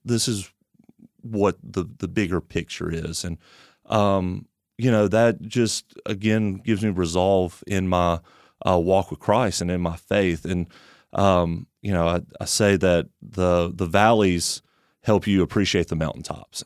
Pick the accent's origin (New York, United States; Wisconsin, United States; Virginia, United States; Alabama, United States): Alabama, United States; Tuscaloosa; moved away; I grew up in Tuscaloosa, Alabama